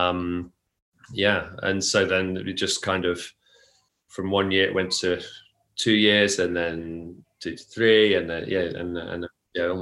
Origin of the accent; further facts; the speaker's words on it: near Oxford, the Cotswolds, South East England, United Kingdom; moved away as an adult; now in Tokyo, Japan; I grew up near Oxford in the UK, in the Cotswolds, very small countryside village